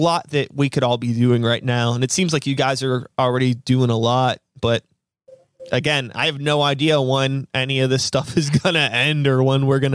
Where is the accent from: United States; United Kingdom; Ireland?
United States; Pittsburgh, Pennsylvania; I grew up in Pittsburgh